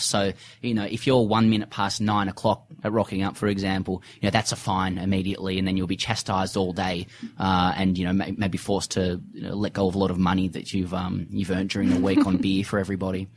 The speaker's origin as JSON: {"language": "English", "town": "Sydney", "region": "New South Wales", "country": "Australia", "moved": "as an adult", "lives_now": "Melbourne, Australia", "said": "I'm from Sydney originally, but I live in Melbourne at the moment"}